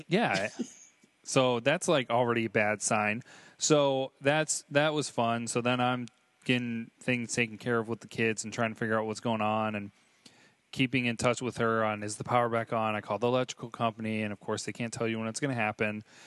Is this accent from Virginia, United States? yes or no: no; Michigan, United States; growing up in Michigan